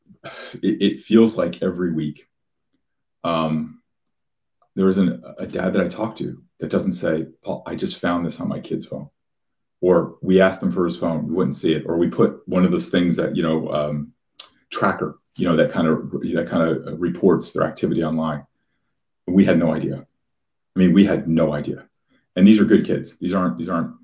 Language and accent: English; Union, New Jersey, United States; I grew up in Union, New Jersey, which is a very blue collar kind of working class town right outside of Newark and Elizabeth